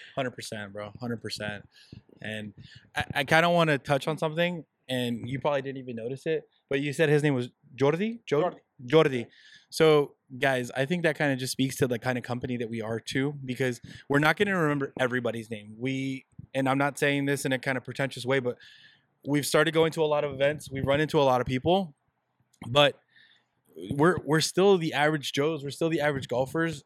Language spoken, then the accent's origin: English; Southern California, United States; we're Mexican Americans, guys. We're we're born and raised in Southern California